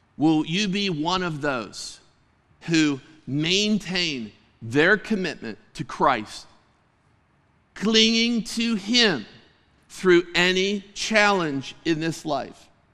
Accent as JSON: {"language": "English", "town": "Clymer", "region": "Pennsylvania", "country": "United States", "tie": "born or raised there", "said": "I grew up in Western Pennsylvania, and I had the privilege of living on the sa-, in the same area as my grandma"}